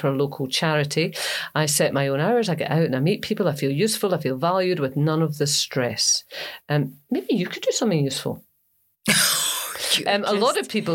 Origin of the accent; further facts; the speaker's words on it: Grangemouth, Scotland, United Kingdom; also born or lived in Falkirk; I was born in Falkirk, and I grew up in Grangemouth.